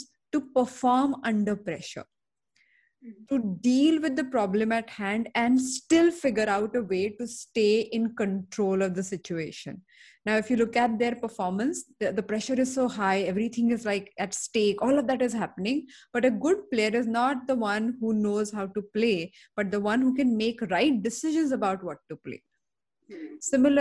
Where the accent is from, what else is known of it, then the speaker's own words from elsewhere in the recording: Mumbai, Maharashtra, India; I'm born and brought up in Bombay